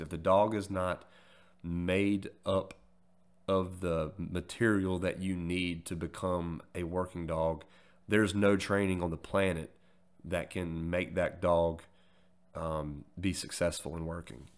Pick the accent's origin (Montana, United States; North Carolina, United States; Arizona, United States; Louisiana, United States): North Carolina, United States; forty-five minutes from Goldsboro; also born or lived in Greenville, North Carolina; here in my hometown, 'cause like I mentioned, I was stationed, I think I mentioned it, I was stationed in Goldsboro. You join the Air Force to, to go see the world, and you get fucking stationed forty-five minutes from home